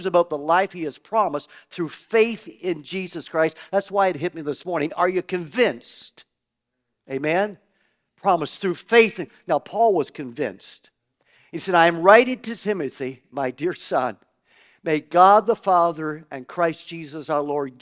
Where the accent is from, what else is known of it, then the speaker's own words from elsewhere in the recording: Canada; I grew up in Canada, like your pastors and myself.